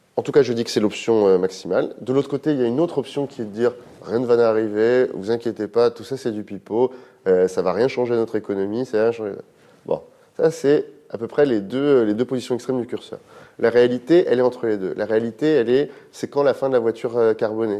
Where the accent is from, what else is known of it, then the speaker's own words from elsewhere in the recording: France; On a un équilibre en France qui fait qu'on est français